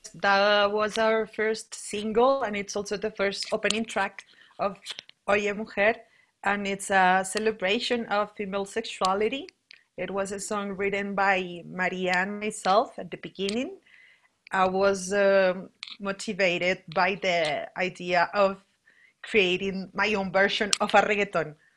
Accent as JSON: {"language": "English", "region": "Bogotá", "country": "Colombia", "said": "I'm from Bogota, Colombia, and I'm living in Bogota, Colombia right now"}